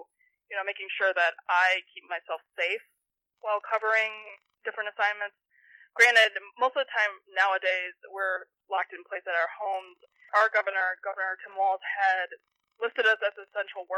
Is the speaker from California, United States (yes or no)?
no; Ohio, United States; moved away; out of state to see my home state represented in that way